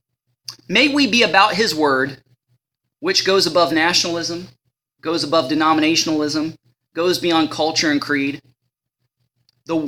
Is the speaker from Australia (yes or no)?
no; Ohio, United States; I'm from Ohio